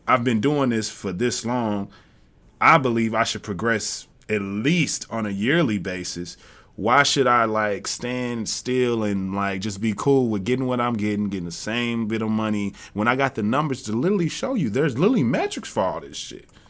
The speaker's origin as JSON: {"language": "English", "town": "Jackson", "region": "Tennessee", "country": "United States", "said": "I'm from the South as well. I'm from Tennessee. And in Jackson, Tennessee"}